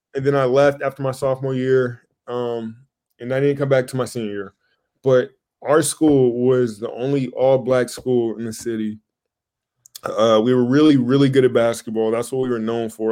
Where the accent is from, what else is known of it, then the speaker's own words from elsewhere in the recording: Moreno Valley, California, United States; moved away; also born or lived in Portland; I grew up in like like Riverside area, Moreno Valley, like that neighborhood